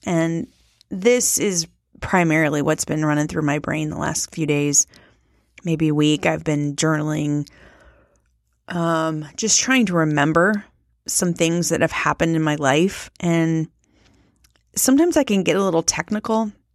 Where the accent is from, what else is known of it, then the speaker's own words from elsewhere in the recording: Midwest, United States; I was raised in the Midwest